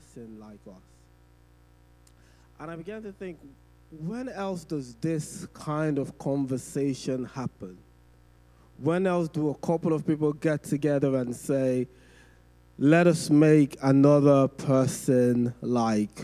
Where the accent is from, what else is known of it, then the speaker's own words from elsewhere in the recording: Nigeria; growing up in Nigeria.